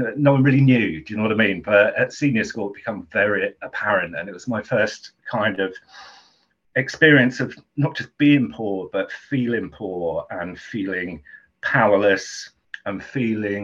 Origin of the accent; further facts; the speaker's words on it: Southend-on-Sea, East of England, United Kingdom; I grew up in Southend, longest pier in the world